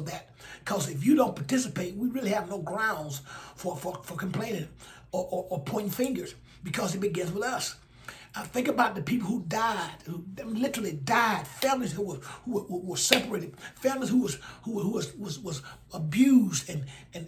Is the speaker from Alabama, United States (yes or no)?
yes; Alabama, United States; in Alabama, in my home state